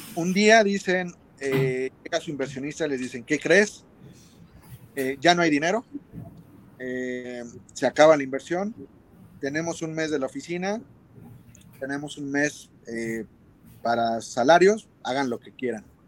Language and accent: Spanish; Mexico; nosotros en México tenemos un súper talento